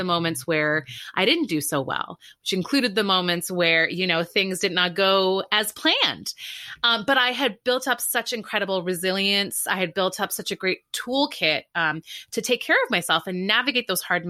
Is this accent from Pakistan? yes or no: no; Canada; And so I grew up in Canada, went to a great school undergrad, and there I was kind of like a big fish in a little pond.